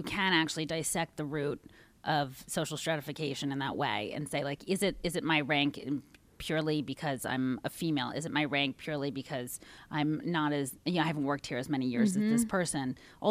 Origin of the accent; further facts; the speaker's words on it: Washington, District of Columbia, United States; Yes, who was the shadow senator of my hometown for Washington